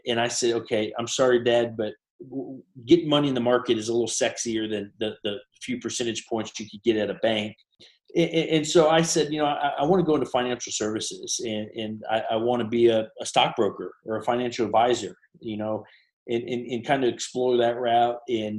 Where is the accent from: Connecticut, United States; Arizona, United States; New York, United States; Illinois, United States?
Illinois, United States; Chicago; also born or lived in Tennessee / California; And so I was born in Tennessee, where they were having some issues at some banks there. And then we went out to California for a little while. And then we were in Illinois. And really my first memories were in the Chicago area. We were in the suburbs